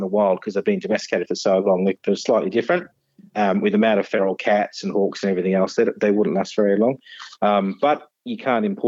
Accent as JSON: {"language": "English", "area": "Nottinghamshire", "region": "East Midlands", "country": "United Kingdom", "tie": "born or raised there", "moved": "as an adult", "lives_now": "Tasmania, Australia", "said": "I was born in Robin Hood country in Nottinghamshire back in 1969"}